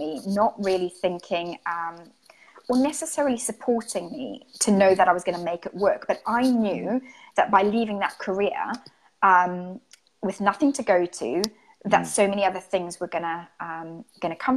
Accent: Zimbabwe; moved away as an adult; also born or lived in Greece (ancestry); now in United Kingdom; I'm Greek, and I'm from Zimbabwe. And I've been living in the UK for about the last 18 years

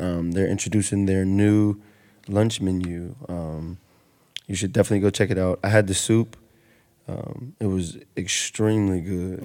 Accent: Roanoke County, Virginia, United States; I was raised on Thurlow Road and then we moved to the city

